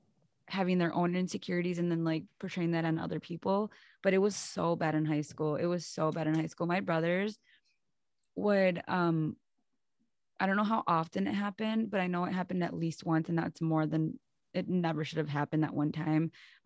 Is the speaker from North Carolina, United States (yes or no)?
no; Muskego, Wisconsin, United States; me growing up in Muskego. And if like you're not from Wisconsin or from Milwaukee, it's a little suburb out like on the outskirts of Milwaukee.